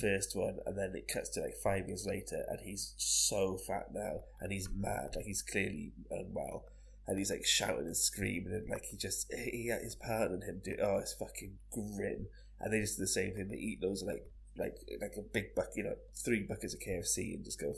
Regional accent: Barry, Wales, United Kingdom; we grew up around Barry

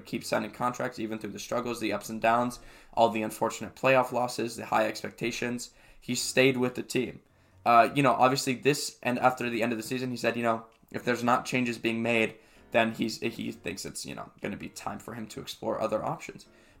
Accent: Portland, Oregon, United States; I'm from Portland. I've been a Blazers fan my whole life.

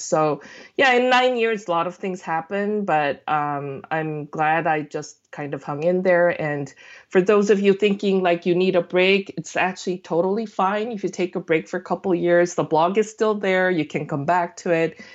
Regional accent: South Korea; moved away; also born or lived in United States; I'm born and raised in Korea, but I lived in the States for, you know, over I guess, twenty years before I went back

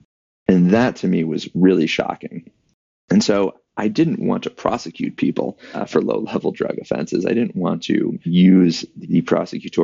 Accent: Atlanta, Georgia, United States; I grew up in Atlanta, Georgia

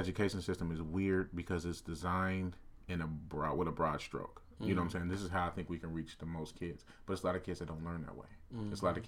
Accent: Portland, Oregon, United States; especially growing up in Portland, I know a lot of kids are like this.

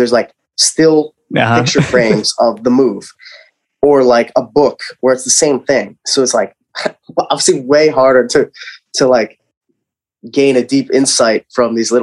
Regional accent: Lehigh Valley, Pennsylvania, United States; I'm from Lehigh Valley

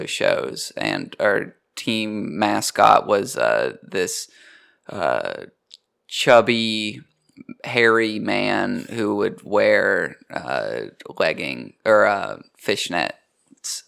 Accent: Kingsport, Tennessee, United States; moved away as an adult; also born or lived in Knoxville, Tennessee; I'm from Kingsport, Tennessee, which is even smaller.

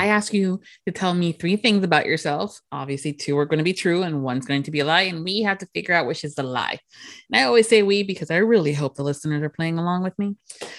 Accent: Miami, Florida, United States; now in Orlando, United States; And I grew up in Miami, so close to the beach.

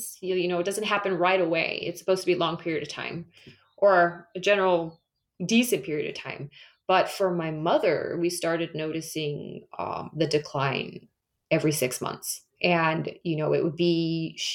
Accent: California, United States; moved away as an adult; also born or lived in Michigan / Las Vegas / United Kingdom; I'm born and raised in California, so I'm back in my hometown, and I don't plan on leaving

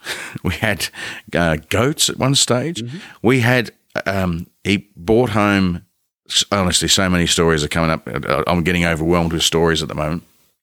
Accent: Ballarat, Victoria, Australia; I grew up just outside of Ballarat for most of my young life, mm-hmm. probably from like when I was prep age through to, I want to say 18-ish.

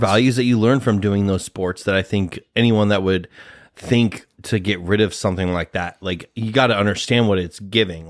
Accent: Nebraska, United States; we're from Nebraska

